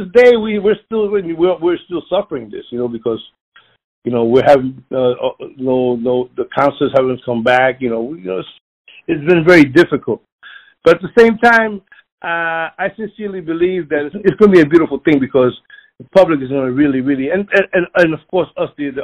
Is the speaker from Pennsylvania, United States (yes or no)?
yes; Philadelphia, Pennsylvania, United States; I was born in North Philadelphia